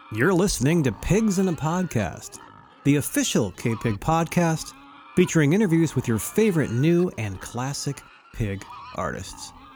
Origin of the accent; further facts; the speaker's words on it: Pleasanton, California, United States; I grew up in Pleasanton